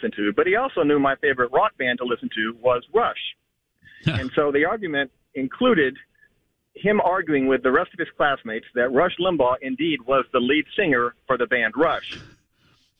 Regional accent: Southeast Missouri, United States; moved away as an adult; now in Florida, United States; although I am from Southeast Missouri

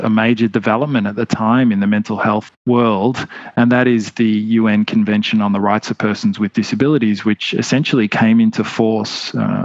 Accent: Melbourne, Victoria, Australia; I grew up in Melbourne, Australia

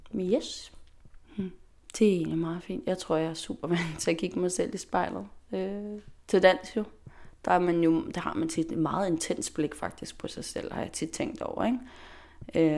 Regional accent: Faroe Islands; also born or lived in Denmark / Amager, Copenhagen; now in Copenhagen, Denmark; jeg kommer fra Færøerne

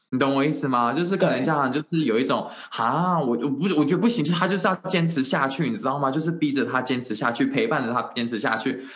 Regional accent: Taiwan; moved away as an adult; also born or lived in United States; 我之前回来台湾的时候，我就在我以前的公立学校

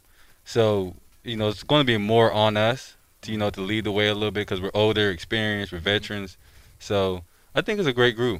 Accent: Maryland, United States; I grew up in Maryland.

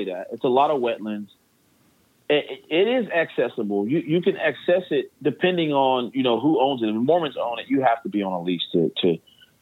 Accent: Pittsburgh, Pennsylvania, United States; now in Florida, United States; So originally, I was born in Pittsburgh

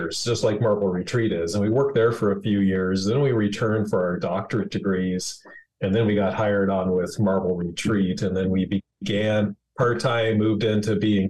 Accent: Prince Edward Island, Canada; moved away as an adult; now in United States; I grew up in Prince Edward Island, Canada, a son of a lobster fisherman

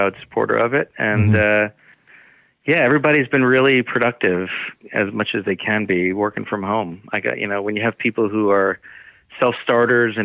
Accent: Long Island, New York, United States; accent: Long Island; moved away as an adult; also born or lived in Michigan; now in Los Angeles, United States; From Long Island, New York. You can hear my accent come out when I say Long Island

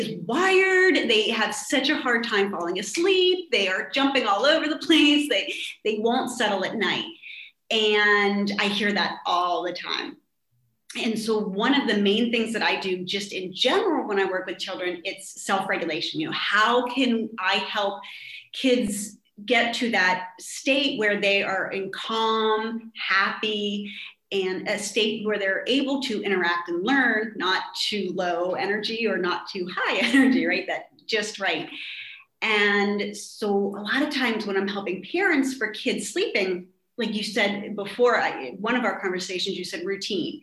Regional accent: Pittsburgh, Pennsylvania, United States; moved away as an adult; now in Estonia; I'm originally from Pittsburgh, Pennsylvania

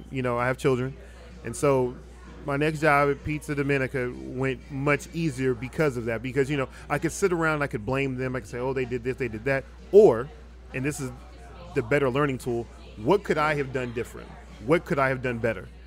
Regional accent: Philadelphia, Pennsylvania, United States; also born or lived in Biloxi, United States / Jackson, United States; I'm from Philadelphia, Pennsylvania originally. All right. Um, my father was in the Air Force. I've lived all over the country. I went to um, high school in Biloxi. I went to college at Jackson State University in Jackson

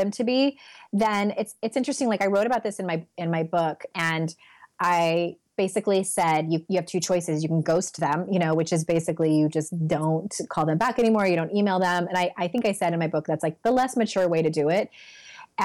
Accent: San Diego, California, United States; moved away as an adult; also born or lived in Utah; I'm born and raised in San Diego. We were there for 36 years, and then we moved to Utah for a couple of years

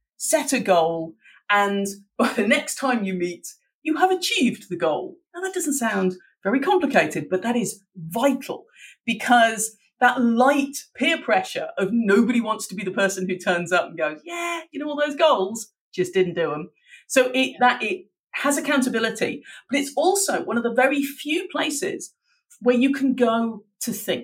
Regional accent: Dublin, Leinster, Ireland; I grew up in Dublin

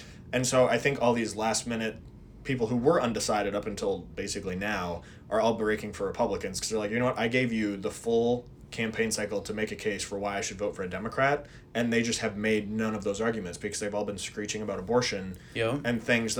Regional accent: Minnesota, United States; I'm from Minnesota.

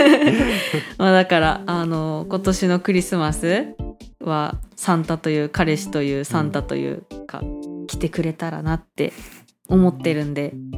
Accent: Hokkaido, Japan; now in Taiwan; 北海道から来ました

